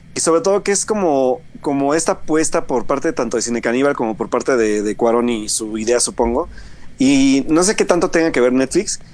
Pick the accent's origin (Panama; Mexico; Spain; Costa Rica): Mexico; Puebla; yo soy de Puebla